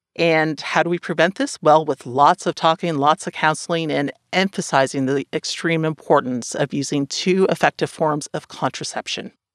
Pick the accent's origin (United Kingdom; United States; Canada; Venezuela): Canada; up here